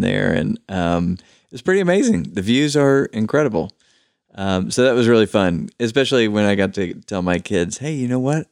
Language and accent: English; Knoxville, Tennessee, United States; I was born and raised here in Knoxville